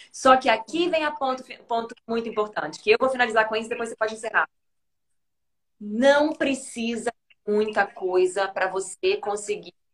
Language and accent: Portuguese; Maringá, Paraná, Brazil; Eu sou de Maringá, Paraná.